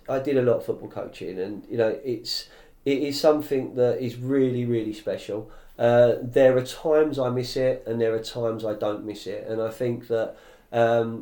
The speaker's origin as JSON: {"language": "English", "region": "London", "country": "United Kingdom", "tie": "born or raised there", "said": "I grew up in Fulham, so you know, I grew up on Fulham Road, Fulham Broadway"}